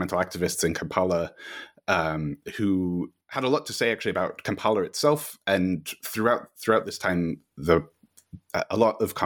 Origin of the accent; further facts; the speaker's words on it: Northern Virginia, United States; moved away as an adult; now in Edinburgh, United Kingdom; I grew up in the United States in Northern Virginia in the suburbs of Washington, D.C.